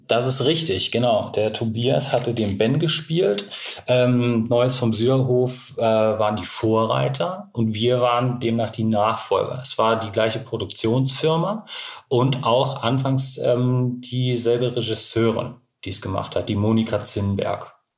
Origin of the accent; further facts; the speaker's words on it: Hamburg, Germany; gebürtig komme ich ja aus Hamburg